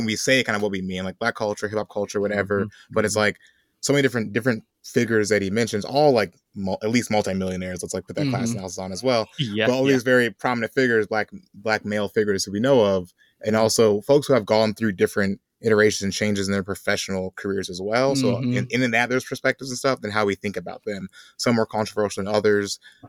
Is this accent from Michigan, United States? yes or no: no; Chicago, Illinois, United States; I was being from Chicago, I got a lot of feelings about him and that trajectory of his career and stuff.